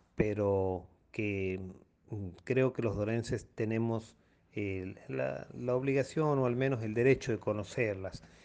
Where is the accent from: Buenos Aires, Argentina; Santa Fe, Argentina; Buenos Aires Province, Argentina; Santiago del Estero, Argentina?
Santiago del Estero, Argentina; Colonia Dora; muchos de nosotros, de los dorenses